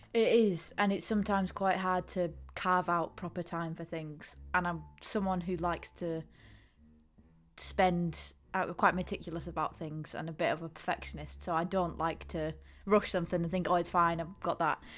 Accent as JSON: {"language": "English", "town": "Ulverston", "region": "North West England", "country": "United Kingdom", "said": "I'm from Ulverston, which is so far away from here."}